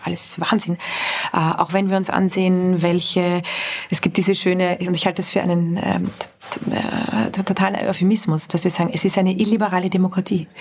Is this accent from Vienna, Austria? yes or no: yes; Vienna, Austria; bin ich aus Wien, äh, also aus ja. Österreich